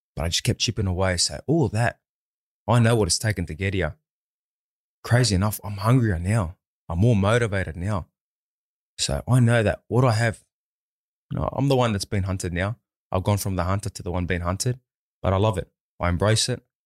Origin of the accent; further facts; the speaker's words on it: Sydney, New South Wales, Australia; my hometown